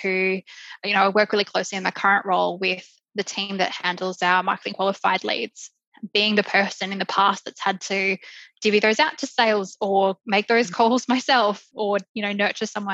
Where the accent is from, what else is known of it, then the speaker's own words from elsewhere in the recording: Queensland, Australia; moved away as an adult; now in Melbourne, Australia; I'm originally from Queensland